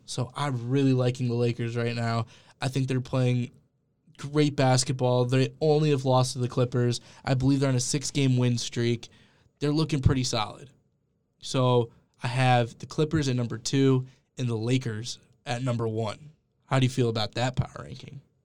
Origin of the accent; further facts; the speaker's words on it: Cleveland, Ohio, United States; growing up in Cleveland